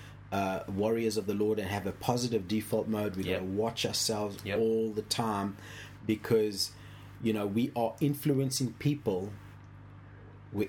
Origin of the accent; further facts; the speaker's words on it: South Africa; when I was growing up in South Africa